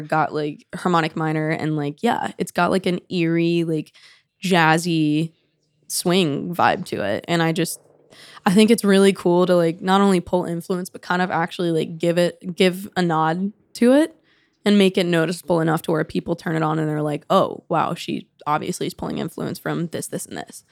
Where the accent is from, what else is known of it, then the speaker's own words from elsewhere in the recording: Atlanta, Georgia, United States; moved away as an adult; also born or lived in Knoxville, Tennessee / Nashville; I basically am from Atlanta from day one